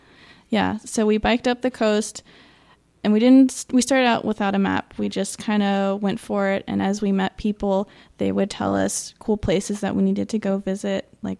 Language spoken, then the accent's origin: English; Napa, California, United States; also born or lived in Santa Cruz, California; I grew up in Napa, California